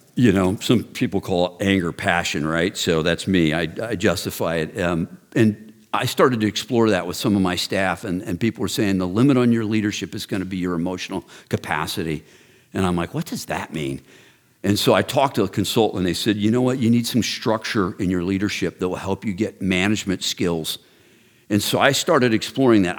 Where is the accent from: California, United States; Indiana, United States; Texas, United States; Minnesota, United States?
Texas, United States; I grew up in Texas